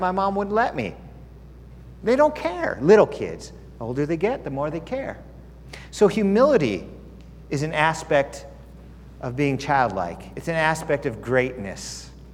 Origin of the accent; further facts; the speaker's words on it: United States; also born or lived in California / Arizona; I was from America and I used to live in California, I live in Arizona